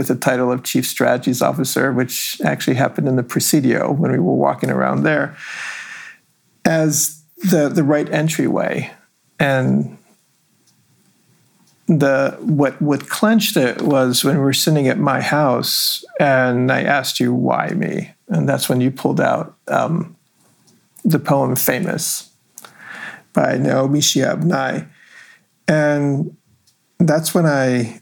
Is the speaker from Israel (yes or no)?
yes; Israel; moved away as an adult; also born or lived in Los Angeles, California, United States; now in United States; my experiences growing up in Israel